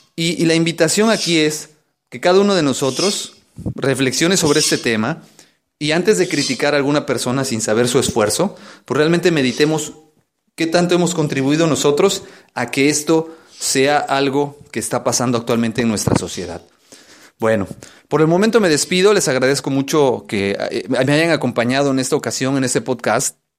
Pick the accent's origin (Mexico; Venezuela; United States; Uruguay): Mexico; nosotros como mexicanos